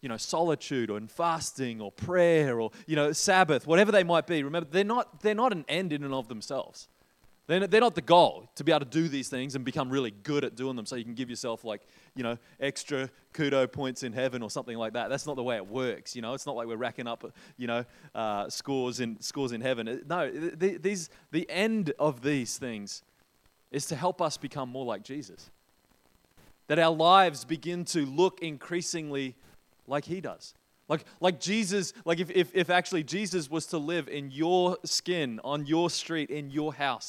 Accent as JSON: {"language": "English", "region": "Queensland", "country": "Australia", "tie": "born or raised there", "moved": "yes", "lives_now": "Christchurch, New Zealand", "said": "I'm not actually originally from New Zealand. I grew up in Australia, Queenslander."}